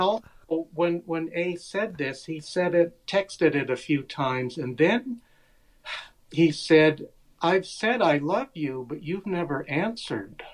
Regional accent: United States; growing up in America

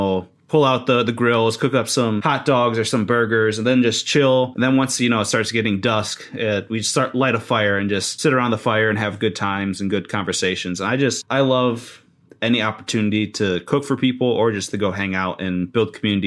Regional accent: Michigan, United States; also born or lived in Oklahoma; now in North Dakota, United States; I thought I was all tough from Michigan, especially going to Oklahoma

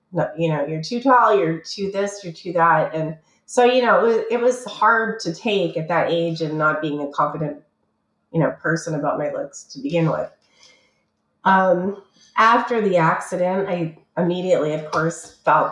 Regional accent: Canada; moved away; also born or lived in Toronto; I'm Canadian originally

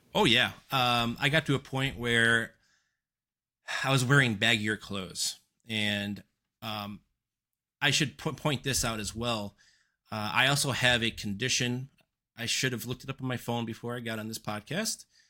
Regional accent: suburbs just west of Chicago, Northern Illinois, United States; I was raised in Northern Illinois, uh, suburbs just west of Chicago

